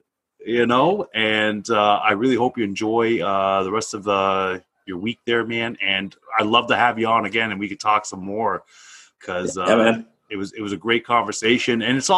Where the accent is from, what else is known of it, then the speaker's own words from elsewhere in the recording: Canada; You know, so we both said we're both Canadian military.